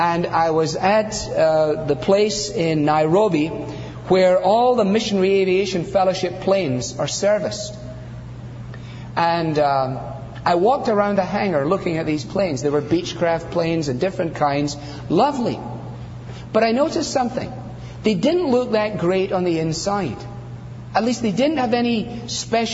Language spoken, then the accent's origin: English; Scotland, United Kingdom; I'm not Scottish for nothing